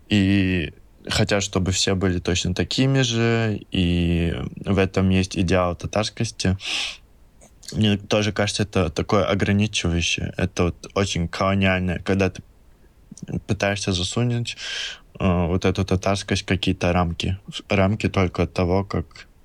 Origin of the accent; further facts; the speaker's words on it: Russia; если говорить о моем самом большом чувстве, почему я татарин